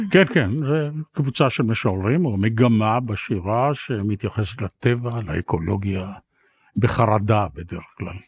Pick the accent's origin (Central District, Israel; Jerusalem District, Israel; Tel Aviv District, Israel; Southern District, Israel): Tel Aviv District, Israel; Tel Aviv; גדלנו בצפון תל אביב